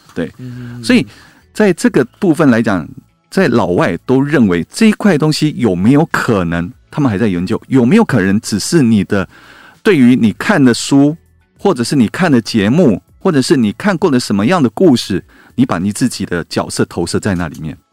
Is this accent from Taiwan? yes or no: yes; Taiwan; 身为台湾人